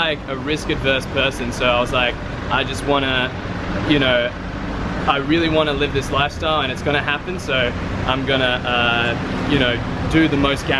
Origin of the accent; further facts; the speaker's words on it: Brisbane, Queensland, Australia; Yeah, I'm from Brisbane, Australia.